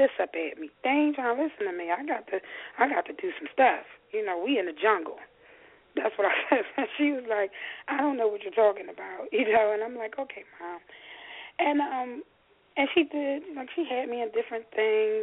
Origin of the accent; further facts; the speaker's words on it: Philadelphia, Pennsylvania, United States; I grew up in North Philadelphia.